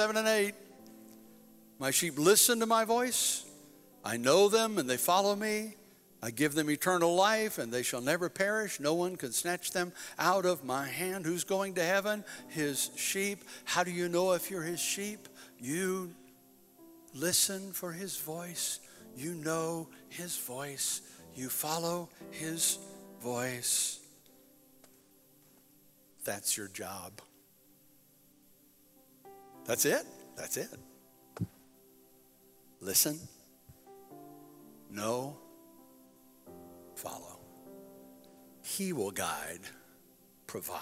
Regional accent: United States; I'm proud to be an American

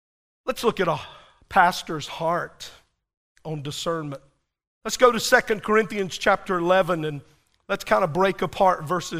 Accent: Whitley, United States; I kept telling him I was from Whitley, and he didn't know where that was.

